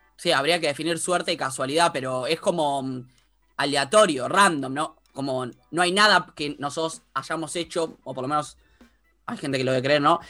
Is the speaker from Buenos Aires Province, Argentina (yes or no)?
yes; San Isidro, Buenos Aires Province, Argentina; yo vivía, yo viví siempre en San Isidro